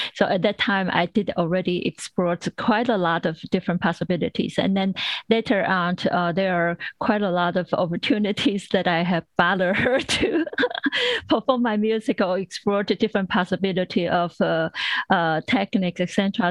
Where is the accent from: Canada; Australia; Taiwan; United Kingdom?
Taiwan; now in United States; when I grew up in Taiwan